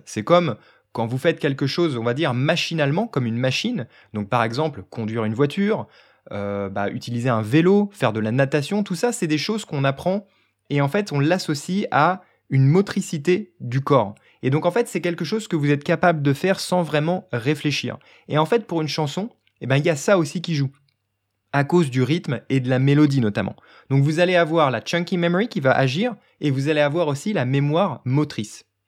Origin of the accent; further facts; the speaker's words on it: France; je suis français